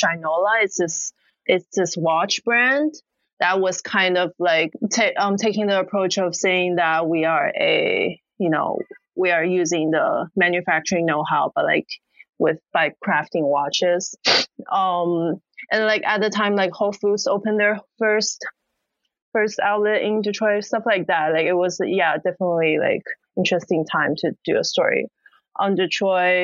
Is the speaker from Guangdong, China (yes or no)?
yes; Guangzhou, Guangdong, China; also born or lived in United States; now in Shanghai, China; I'm from Guangzhou, near Hong Kong